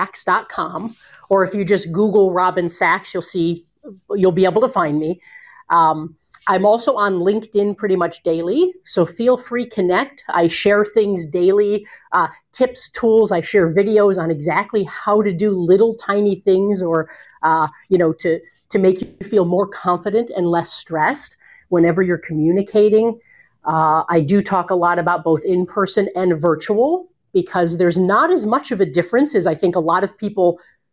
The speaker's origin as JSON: {"language": "English", "town": "Bowling Green", "region": "Ohio", "country": "United States", "tie": "born or raised there", "also_born_or_lived": "Cleveland, Ohio", "said": "I was born in Bowling Green, Ohio. I've lived in Cleveland for a great portion of my life"}